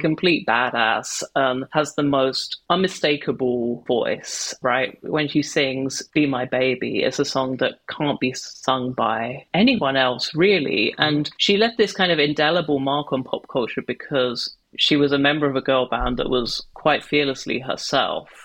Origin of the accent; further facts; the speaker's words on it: London suburb, United Kingdom; a nine and 10 year old gay boy in a London suburb